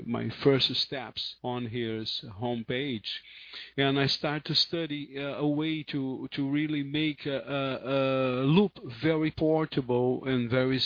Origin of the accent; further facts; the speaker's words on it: Rio de Janeiro, Brazil; English is a second language; I'm from Rio de Janeiro